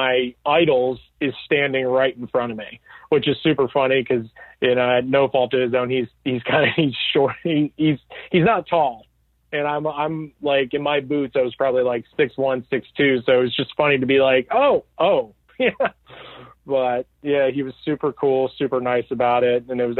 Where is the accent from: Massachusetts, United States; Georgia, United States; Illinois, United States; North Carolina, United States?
Georgia, United States; now in Los Angeles, United States; we're both from Georgia.